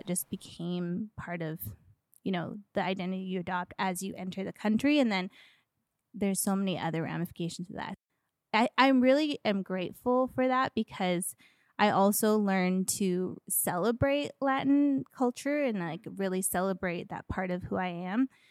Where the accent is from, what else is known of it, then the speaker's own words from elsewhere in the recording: Edmonton, Alberta, Canada; moved away as an adult; also born or lived in Miami, Florida, United States; grew up in Edmonton, so spent most of my formative years there.